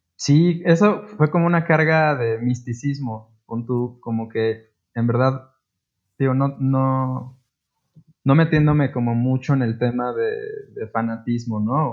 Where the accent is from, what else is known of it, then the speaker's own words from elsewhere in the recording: Puebla, Mexico; como poblanos